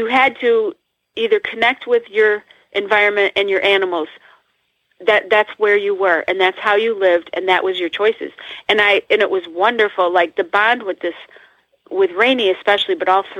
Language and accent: English; Northeast, United States; I'm from the Northeast, and we have hills and tall buildings and tall trees